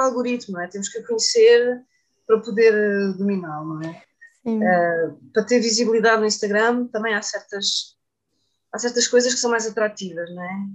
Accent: Setúbal, Portugal; as minhas origens, onde eu cresci

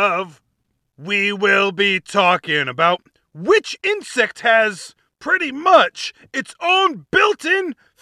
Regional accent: Rhode Island, United States; my home state, Rhode Island.

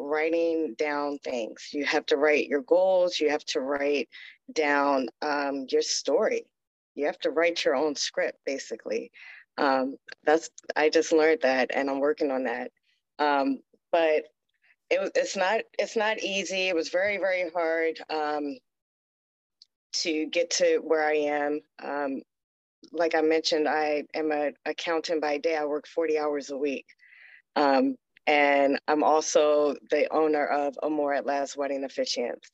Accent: Baltimore, Maryland, United States; also born or lived in Hawaii / California; now in Las Vegas, United States; I'm from Maryland, Baltimore, Maryland. I left there and moved to Hawaii.

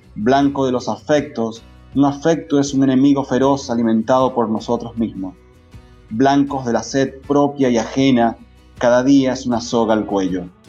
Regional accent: Maracaibo, Zulia, Venezuela; yo soy de Maracaibo

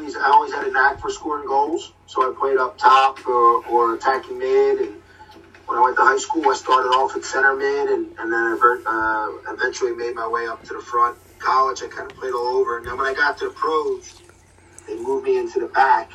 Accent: Philadelphia, Pennsylvania, United States; also born or lived in Abington, Pennsylvania; I originally grew up in Abington, then I moved over to Port Richmond when I was probably 12, 13, and live in Port Richmond ever since

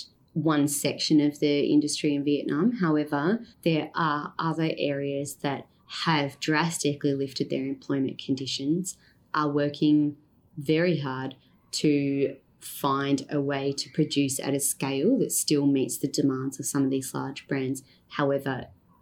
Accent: Australia; moved away as an adult; now in Cambodia; Being Australian and living in Cambodia

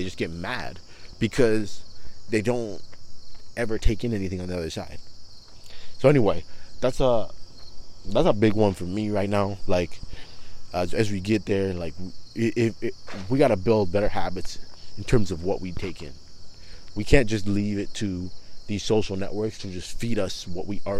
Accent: Toronto, Ontario, Canada; growing up in Toronto, I was around a lot of people who were Muslim

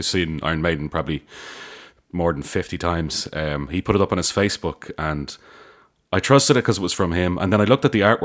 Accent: Ireland; anytime I met anyone that wasn't Irish and introduced myself as being Irish

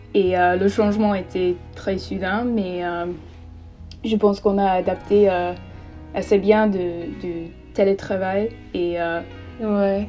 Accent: England, United Kingdom; French is a second language; also born or lived in Paris; now in London, United Kingdom; je suis anglaise et j'ai 21 ans

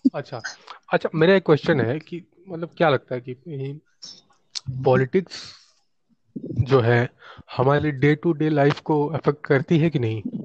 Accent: Dumraon, Bihar, India; born or raised there; moved away

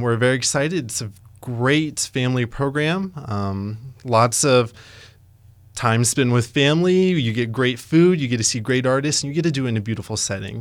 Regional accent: Ogallala, Nebraska, United States; now in Lincoln, United States; I'm actually originally from Ogallala, Nebraska

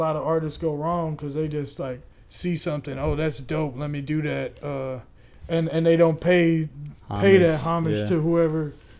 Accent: Ohio, United States; moved away; I grew up in Ohio. I'm not from Ohio. Okay. Like I don't rep Ohio hard as hell.

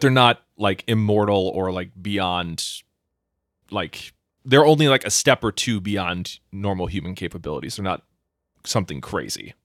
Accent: Minnesota, United States; I'm Minnesotan

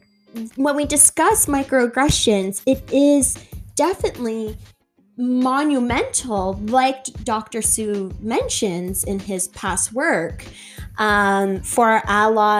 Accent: Canada; I have African descent, Irish descent, and Scottish descent, but I was born in Canada, right? And my experience as a person, as an individual, as a POC is Canadian. My experience of home is Canada.

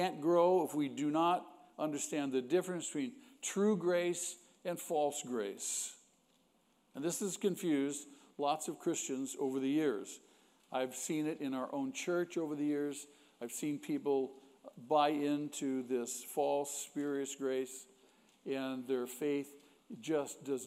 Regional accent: United States; We are Americans, aren't we? And we're proud of being Americans

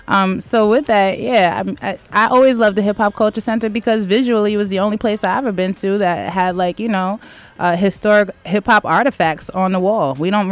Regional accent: Poughkeepsie, New York, United States; I'm from Poughkeepsie.

